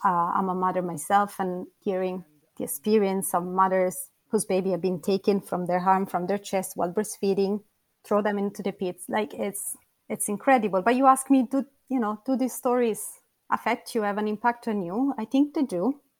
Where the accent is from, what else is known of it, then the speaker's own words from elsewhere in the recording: a small town south of Rome, Lazio, Italy; I come from um, a small town uh, a few kilometers south of Rome